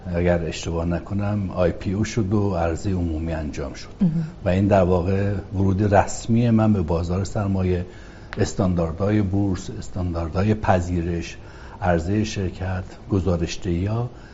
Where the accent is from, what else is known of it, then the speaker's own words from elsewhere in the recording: Marand, East Azerbaijan, Iran; moved away; also born or lived in Ahvaz / Tehran; اهل شهرستان مرند از توابع استان آذربایجان شرقی